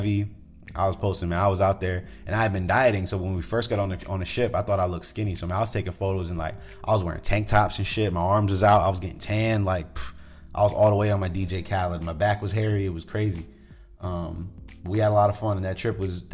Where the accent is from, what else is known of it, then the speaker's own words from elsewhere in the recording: New England, United States; I grew up in New England.